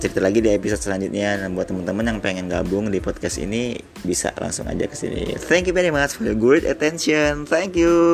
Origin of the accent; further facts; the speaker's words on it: Manado, North Sulawesi, Indonesia; ya gue nih orang Manado ya misalnya yuk kita ke Manado atau Manado tahun depan